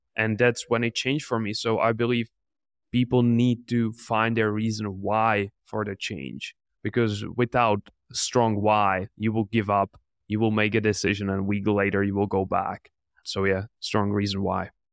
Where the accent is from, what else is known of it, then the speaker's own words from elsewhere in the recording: Czechia; I'm from the Czech Republic